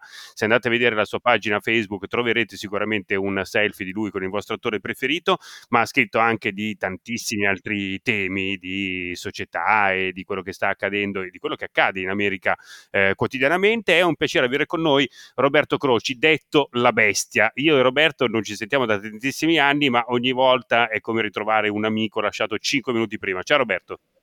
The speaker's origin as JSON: {"language": "Italian", "country": "Italy", "accent": "Italian", "moved": "as an adult", "lives_now": "Somerville, United States", "said": "il mio accento"}